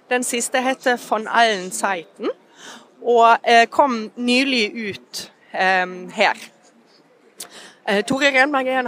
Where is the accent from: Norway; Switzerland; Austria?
Norway; Vestland; German is a second language; Also ich bin ähm, ähm, an der Westküste Norwegens aufgewachsen, zwischen Bergen und Helgesund, am Fjord da, am Hardangerfjord, also da, wo der Fjord dann ähm, ähm fast anfängt.